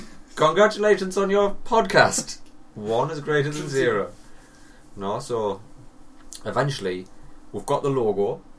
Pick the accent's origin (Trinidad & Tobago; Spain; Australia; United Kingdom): United Kingdom